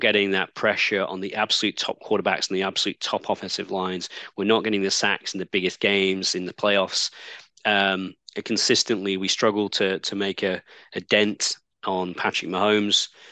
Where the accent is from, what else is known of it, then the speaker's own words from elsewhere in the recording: Manchester, North West England, United Kingdom; I grew up in Manchester